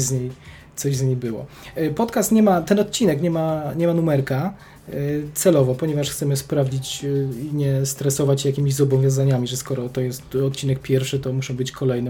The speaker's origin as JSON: {"language": "Polish", "town": "Kraków", "region": "Lesser Poland", "country": "Poland", "said": "obaj jesteśmy z Krakowa"}